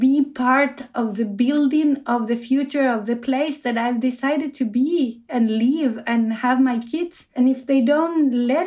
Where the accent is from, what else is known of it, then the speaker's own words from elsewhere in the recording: Argentina; now in Oslo, Norway; I come from Argentina, and I live in Oslo in Norway